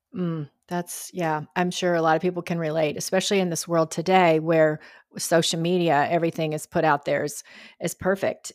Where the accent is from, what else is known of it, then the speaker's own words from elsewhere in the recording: Georgia, United States; now in Texas, United States; I was raised in Georgia and grew up going to the Friday Night Lights